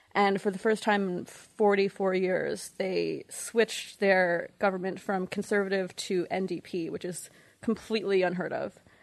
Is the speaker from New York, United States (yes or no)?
yes; New York, United States; moved away; also born or lived in Montreal, Canada / Toronto, Canada; I'm actually from New York, but I lived in Montreal and Toronto for nine years